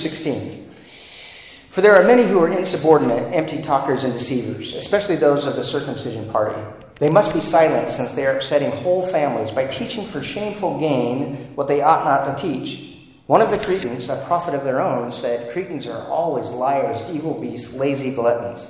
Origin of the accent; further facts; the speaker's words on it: United States; We tend to be American Christians and not Christian Americans.